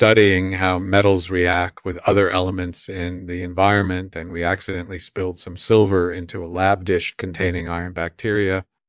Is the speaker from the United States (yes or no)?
yes; New York City, New York, United States; born there; Yeah, I was born in 1951 in New York City.